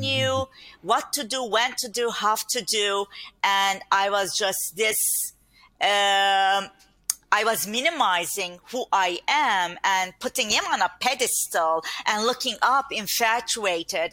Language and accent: English; Turkey; English is a second language; moved away as an adult; now in Long Island, New York, United States; privileged environment that I grew up in Turkey with mm-hmm. a big family